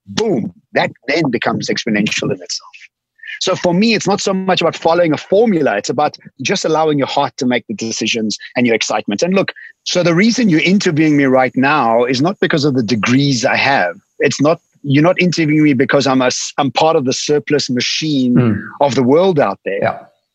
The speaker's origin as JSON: {"language": "English", "country": "Eswatini", "tie": "born or raised there", "moved": "yes", "lives_now": "Cape Town, South Africa", "said": "I'm sitting on a farm. From Cape Town, I was born in Swaziland"}